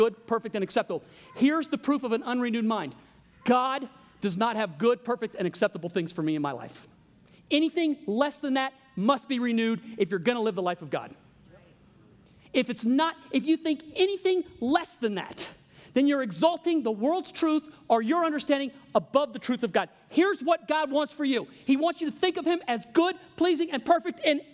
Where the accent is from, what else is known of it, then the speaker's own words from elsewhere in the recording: Louisiana, United States; I'm from Louisiana.